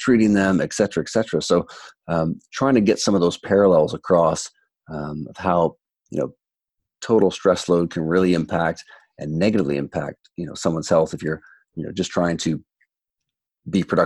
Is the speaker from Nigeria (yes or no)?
no; Toronto, Ontario, Canada; when I was growing up in Toronto 20 years ago